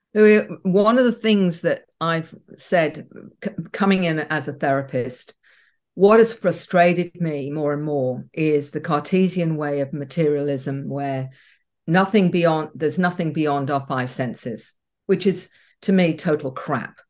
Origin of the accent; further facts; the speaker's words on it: Australia; We're a big country